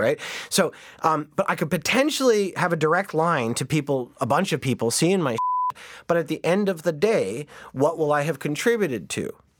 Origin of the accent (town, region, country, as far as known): Canada